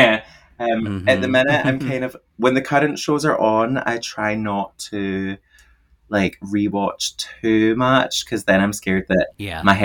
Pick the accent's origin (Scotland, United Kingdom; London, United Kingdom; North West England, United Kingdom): Scotland, United Kingdom; I'm obviously Scottish.